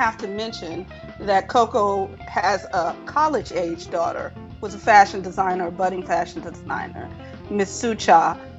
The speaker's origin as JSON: {"language": "English", "town": "Chicago", "region": "Illinois", "country": "United States", "tie": "born or raised there", "said": "I am artistic director of Impact Theater here in Chicago. I am from Chicago, born and raised."}